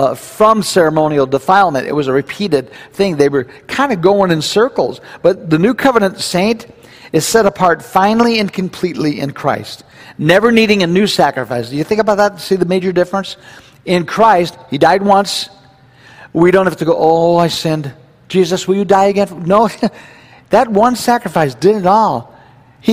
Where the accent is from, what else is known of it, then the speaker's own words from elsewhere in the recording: United States; we're Americans.